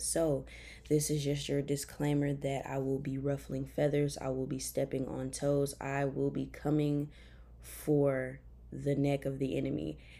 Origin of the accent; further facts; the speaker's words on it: Memphis, Tennessee, United States; moved away as an adult; also born or lived in Chattanooga, Tennessee; I'm from Memphis, Tennessee. Uh, I graduated from White Station High School